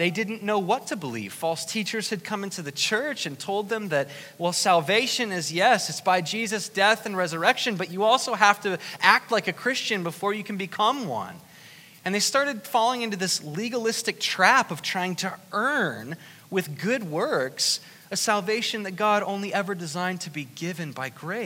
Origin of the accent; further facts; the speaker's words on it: Newark, Ohio, United States; I was in a town called Newark in Licking County